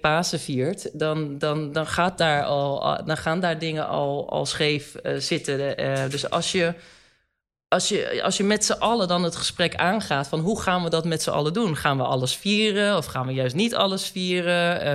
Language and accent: Dutch; Gouda, South Holland, Netherlands; now in Amsterdam, Netherlands; wij zijn eh, geboren en getogen in Gouda